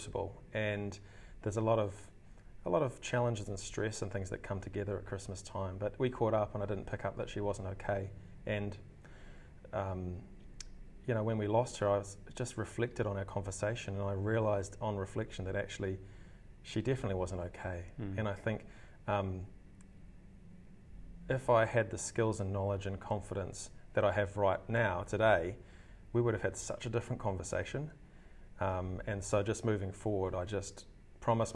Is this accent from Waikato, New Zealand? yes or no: yes; Hamilton, Waikato, New Zealand; moved away as an adult; also born or lived in Wellington, New Zealand / Melbourne, Australia; now in Auckland, New Zealand; I grew up in Hamilton in New Zealand, studied there, high school, university, graduated from University of Waikato